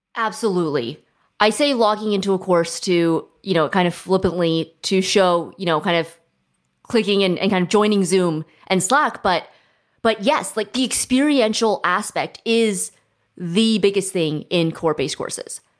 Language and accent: English; Silicon Valley, California, United States; I grew up in Silicon Valley